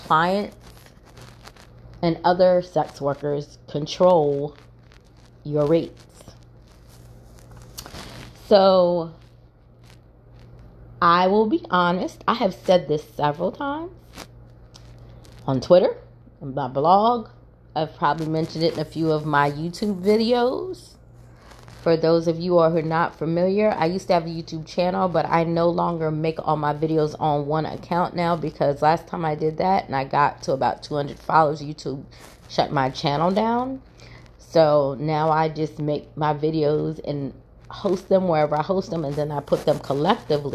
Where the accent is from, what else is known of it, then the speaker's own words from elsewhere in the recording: Salisbury, Maryland, United States; moved away as an adult; also born or lived in Baltimore, Maryland; now in Northeast Georgia, United States; the city of Salisbury, Maryland, where I was actually born and raised, and then I moved to Baltimore